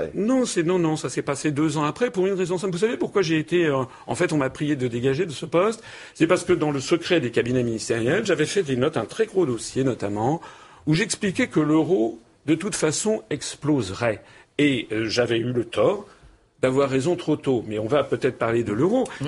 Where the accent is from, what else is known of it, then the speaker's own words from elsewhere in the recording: France; Moi, je suis français